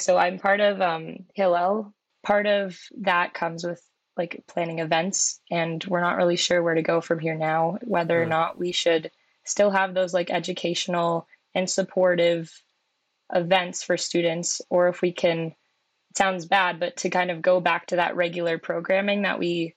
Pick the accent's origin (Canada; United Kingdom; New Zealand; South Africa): Canada; Oakville, Ontario; I grew up in Oakville, Ontario